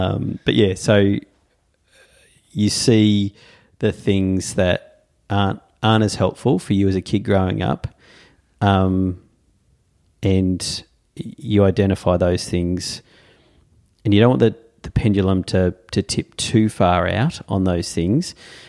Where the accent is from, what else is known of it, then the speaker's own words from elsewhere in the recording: Tasmania, Australia; But then I have great memories of chopping wood, in growing up in Tassie, going into the bush, Dad with a chainsaw